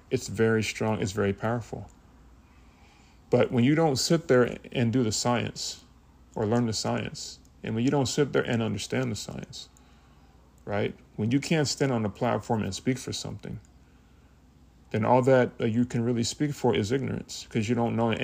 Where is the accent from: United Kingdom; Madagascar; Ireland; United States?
United States; I was born in America